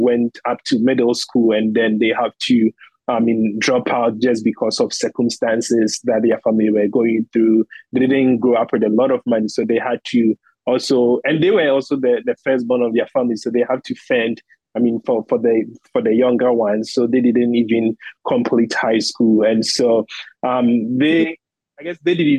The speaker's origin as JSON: {"language": "English", "town": "Bonfa Achiase", "region": "Ashanti", "country": "Ghana", "tie": "born or raised there", "also_born_or_lived": "Kumasi", "moved": "as an adult", "lives_now": "United States", "said": "I was born in a specific town called Bonfa Achiase. So that is where I was born. So I was in that small community. That is where I grew up."}